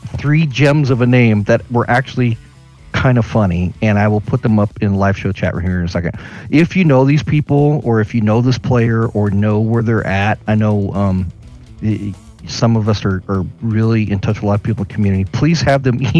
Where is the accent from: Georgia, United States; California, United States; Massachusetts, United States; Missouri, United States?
California, United States; Sacramento; I grew up in Sacramento